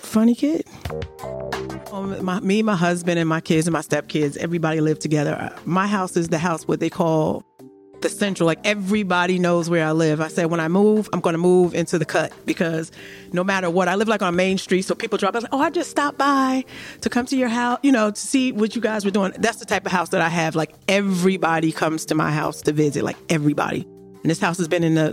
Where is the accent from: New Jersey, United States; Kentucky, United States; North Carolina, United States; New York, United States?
New Jersey, United States; Orange; I'm from Orange, New Jersey